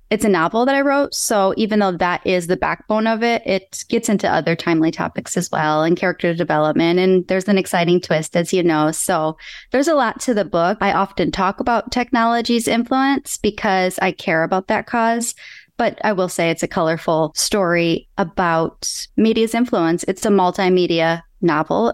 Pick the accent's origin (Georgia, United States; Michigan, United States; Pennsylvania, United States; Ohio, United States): Michigan, United States; now in California, United States; I'm originally from Michigan. I live in California now